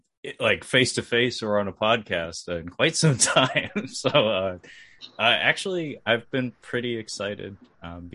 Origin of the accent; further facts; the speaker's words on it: United States; as an American